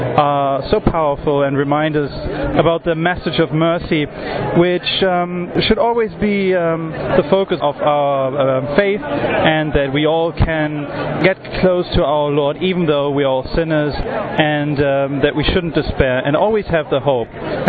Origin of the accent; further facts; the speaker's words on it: Germany; I'm from Germany